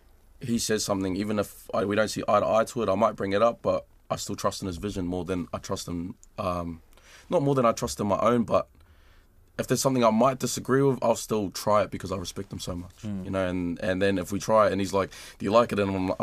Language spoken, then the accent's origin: English; Australia; now in New Zealand; when I was growing up in Australia, I always used to look at the music back here and be inspired by it